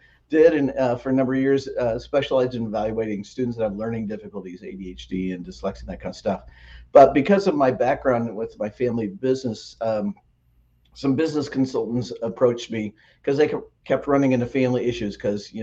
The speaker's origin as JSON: {"language": "English", "town": "Lawrence", "region": "Kansas", "country": "United States", "tie": "born or raised there", "also_born_or_lived": "Wheaton, Illinois / Phoenix, Arizona / Atlanta, Georgia", "moved": "as an adult", "said": "So I grew up outside of Kansas City in Lawrence, Kansas, where the University of Kansas is."}